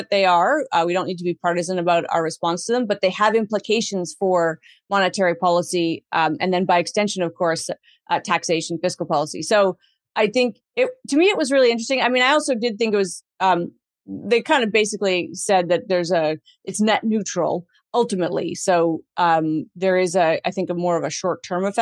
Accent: Canada; ourselves as Canadian

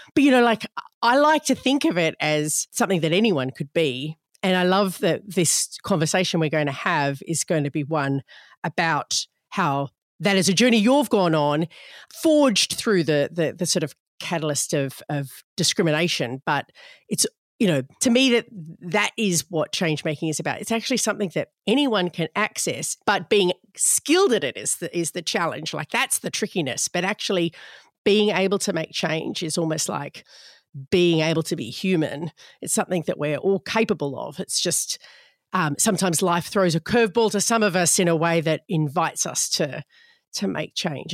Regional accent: Australia; my home country, Australia

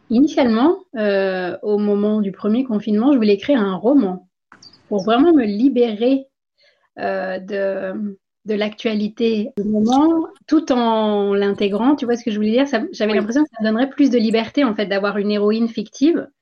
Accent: India; moved away as an adult; also born or lived in France / Guadeloupe; j'ai grandi en Inde

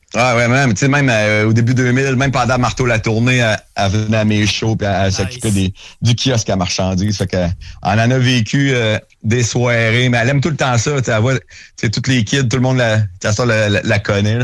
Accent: Saint-Étienne, Quebec, Canada; c'est chez nous à Saint-Étienne

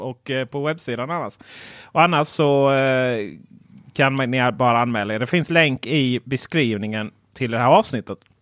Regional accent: Blekinge, Sweden; Jag är från Blekinge

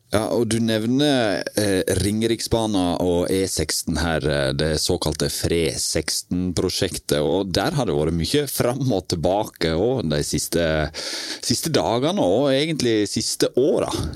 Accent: Western Norway, Norway; vi er jo vestlendinger begge

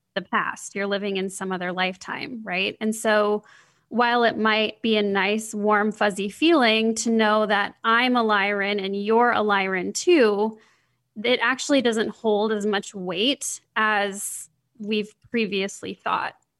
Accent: Midwest, United States; growing up in the Midwest

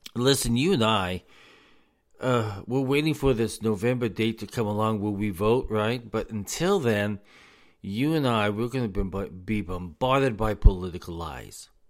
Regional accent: United States; us as the American people

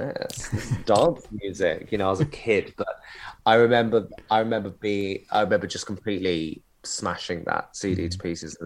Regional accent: Canterbury, South East England, United Kingdom; moved away; also born or lived in London; I grew up in Canterbury, in Kent

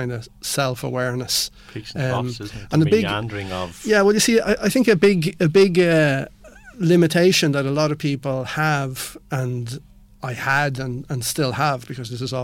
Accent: Ireland; also born or lived in Spain

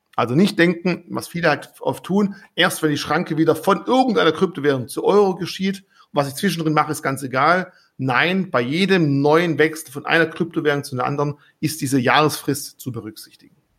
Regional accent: Swabia, Baden-Württemberg, Germany; als Schwabe

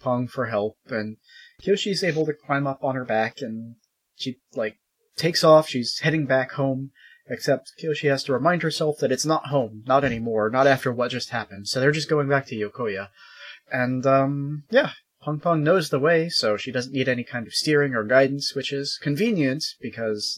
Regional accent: United Kingdom; I'm British

